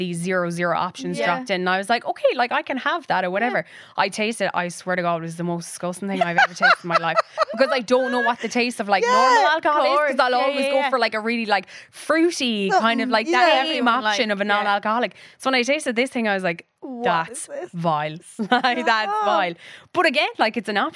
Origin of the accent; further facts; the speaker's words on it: County Kerry, Munster, Ireland; I'm from Kerry